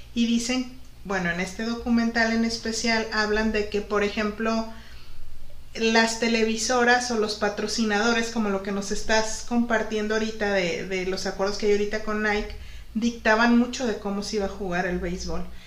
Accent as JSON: {"language": "Spanish", "town": "Guadalajara", "region": "Jalisco", "country": "Mexico", "tie": "born or raised there", "moved": "as an adult", "lives_now": "Ensenada, Mexico", "said": "yo soy de Guadalajara, Jalisco y, y pues realmente en la familia donde yo me crié"}